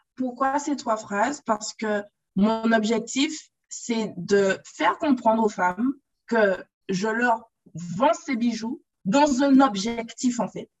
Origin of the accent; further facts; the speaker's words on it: Guadeloupe; de base, je suis Guadeloupéenne.